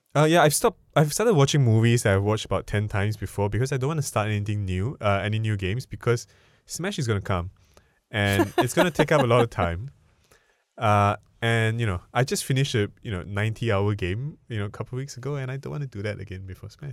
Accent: Singapore; I'm Singaporean

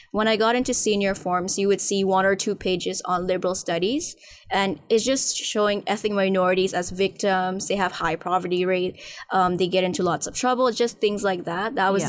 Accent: Nepal; now in Hong Kong; And then later my mom gave birth to me here. But actually, I was raised in Nepal.

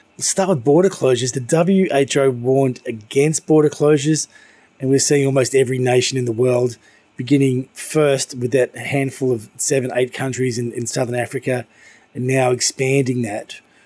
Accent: Melbourne, Victoria, Australia; now in Hong Kong; my hometown in Melbourne

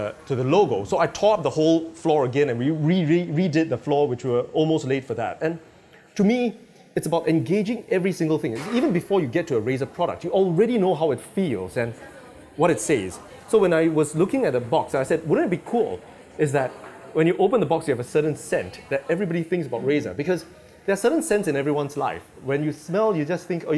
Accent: Singapore; I'm Singaporean.

